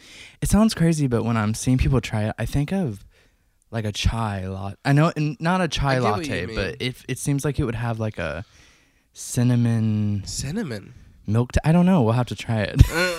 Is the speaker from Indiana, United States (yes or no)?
yes; Evansville, Indiana, United States; Oh, we're from Southern Indiana.